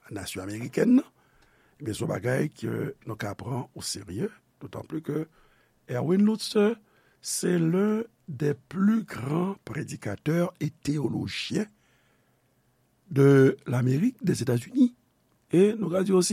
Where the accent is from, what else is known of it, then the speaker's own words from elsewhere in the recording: Haiti; peyi de nesans mwen, peyi nou, Haiti.